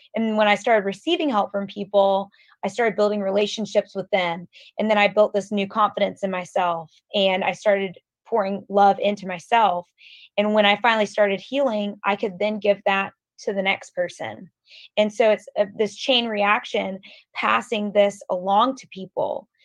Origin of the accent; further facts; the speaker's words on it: Atlanta, Georgia, United States; I'm from Atlanta. I grew up in Atlanta